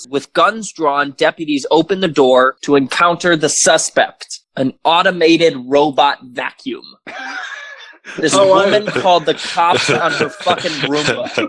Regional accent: United Kingdom; accent: British; and my accent is fading in and out

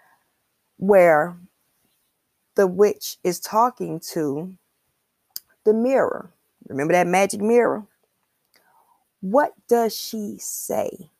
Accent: Chicago, Illinois, United States; I'm from Chicago. And I'm an 80s baby

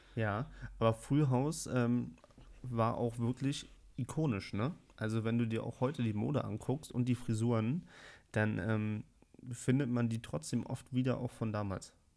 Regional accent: Berlin, Germany; Ich bin aber in Berlin geboren und aufgewachsen

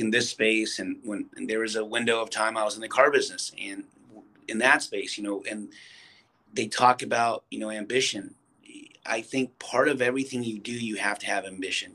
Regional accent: California, United States; also born or lived in Santa Cruz Valley; I was the first to be born here in the United States

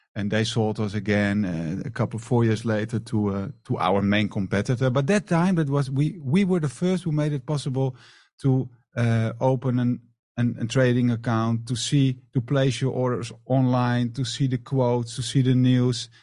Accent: Amsterdam, North Holland, Netherlands; moved away as an adult; now in Marbella, Spain; I'm from the Netherlands, from Amsterdam.

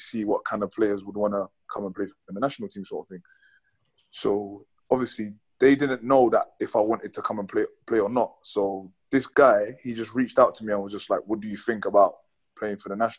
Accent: London, United Kingdom; also born or lived in Enfield; I literally moved to Tottenham when I was like, not even one

